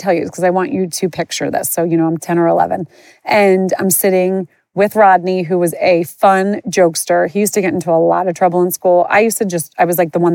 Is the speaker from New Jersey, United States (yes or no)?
yes; Moorestown, New Jersey, United States; I grew up in a town called Morristown, Morestown. People mistake it with Morristown. I grew up outside of Philly, not outside of New York